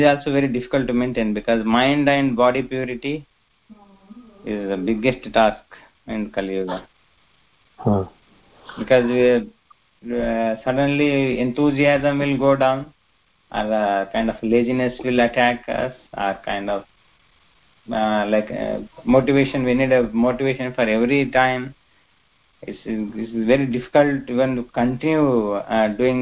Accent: Karnataka, India; I am from Karnataka

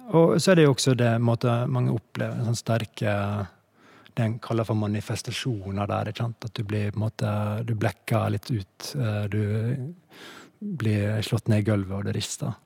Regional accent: Stranda, Møre og Romsdal, Norway; now in Oslo, Norway; Jeg vokste opp i fjellheimen i Sunnmørsalpene

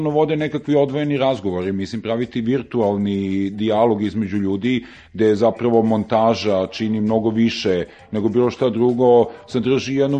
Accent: Serbia

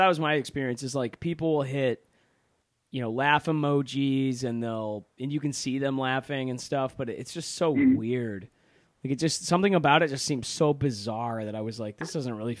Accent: Michigan, United States; also born or lived in Chicago; now in Texas, United States; That's actually why I'm back in Michigan. I'm going to vote here in person on the 3rd because my vote is extremely important to have in my home state.

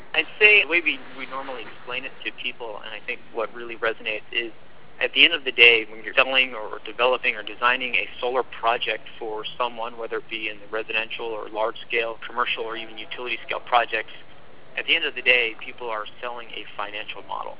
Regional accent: New Jersey, United States; moved away; also born or lived in Sydney, Australia; I'm originally from New Jersey

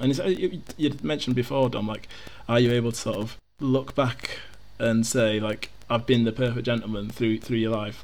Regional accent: Yorkshire and the Humber, United Kingdom; I'm, I'm from Yorkshire.

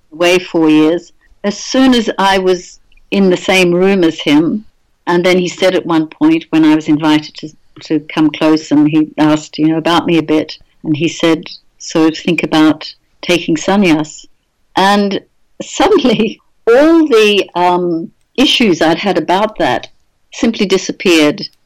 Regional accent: Australia; now in England, United Kingdom; I'm actually Australian born.

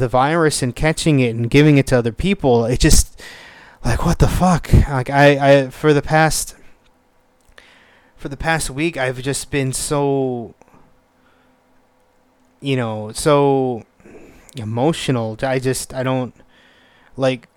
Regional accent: United States; I'm born and raised in the United States

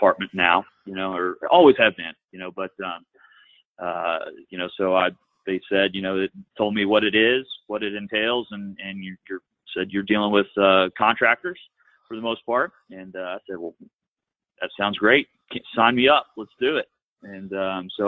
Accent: Cynthiana, Kentucky, United States; I am from Kentucky. I grew up in a small town just north of Lexington, Cynthiana, Kentucky

